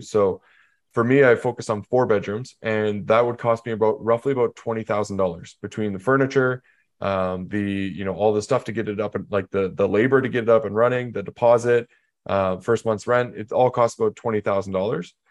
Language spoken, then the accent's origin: English; Canada; So I'm from Canada